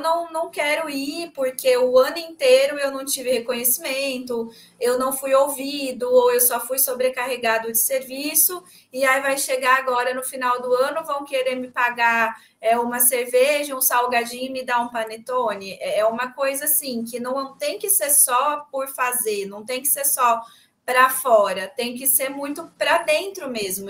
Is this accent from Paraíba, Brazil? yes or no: no; São Paulo, Brazil; eu hoje eu tô no interior também, que eu tô em São José do Rio Preto, na casa da minha mãe, mas eu sou de São Paulo